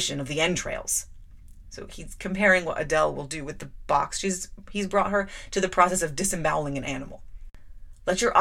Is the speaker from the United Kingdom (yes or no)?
yes; United Kingdom; my British schoolgirl's limitations of the French language